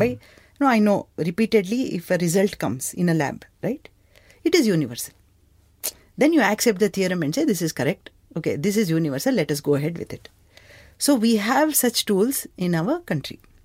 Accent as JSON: {"language": "English", "town": "Bangalore", "region": "Karnataka", "country": "India", "tie": "born or raised there", "said": "Growing up in Bangalore"}